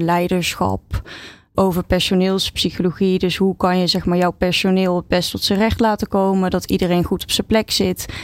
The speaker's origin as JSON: {"language": "Dutch", "town": "Oosterhout", "region": "North Brabant", "country": "Netherlands", "tie": "born or raised there", "said": "ik ben opgegroeid in uh, Oosterhout, stadje in eh, Noord-Brabant"}